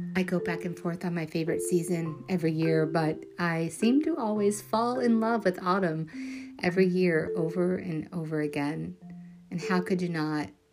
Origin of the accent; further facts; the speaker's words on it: Kentucky, United States; moved away; I am from Kentucky